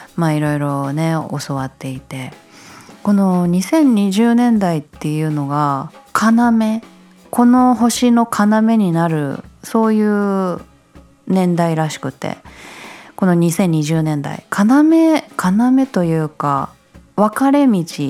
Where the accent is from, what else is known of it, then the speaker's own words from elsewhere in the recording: Japan; 私はこの日本に生まれてよかった